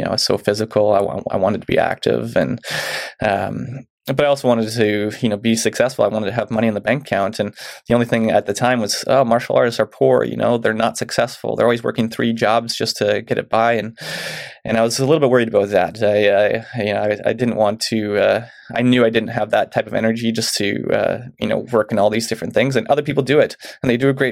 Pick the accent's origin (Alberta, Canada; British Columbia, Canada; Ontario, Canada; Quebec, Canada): British Columbia, Canada; Mission; moved away as an adult; now in Chilliwack, Canada; I grew up in Mission